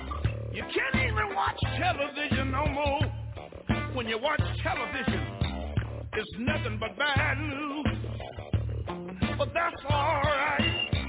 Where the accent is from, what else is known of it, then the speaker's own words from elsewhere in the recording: Houston, Texas, United States; When I think about my hometown in Houston, Texas, there was five beautiful little children one day playing around in the house, and the devil got busy.